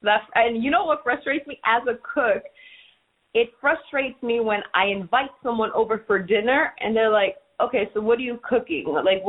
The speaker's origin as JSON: {"language": "English", "region": "New York", "country": "United States", "tie": "born or raised there", "said": "you know, New York fed my soul growing up. So I'm a foodie, and I'm a snobbish foodie when I travel, because I'm a New Yorker."}